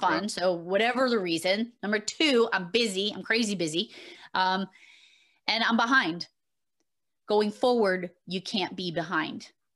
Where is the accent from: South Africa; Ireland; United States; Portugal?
United States; Massachusetts; I am from Massachusetts